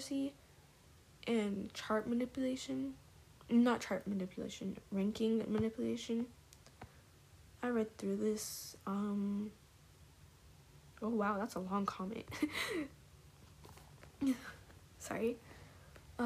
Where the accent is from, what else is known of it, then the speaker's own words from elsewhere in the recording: Dallas, Texas, United States; I grew up in Dallas a lot